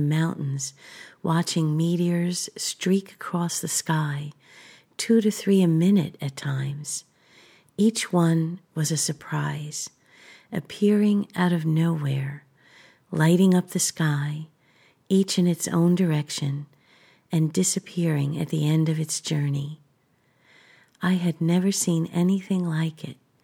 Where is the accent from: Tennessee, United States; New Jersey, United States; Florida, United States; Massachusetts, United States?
New Jersey, United States; Three Fingers Cove; moved away as an adult; also born or lived in Bronx, New York; now in Washington State, United States; Three Fingers Cove, where I grew up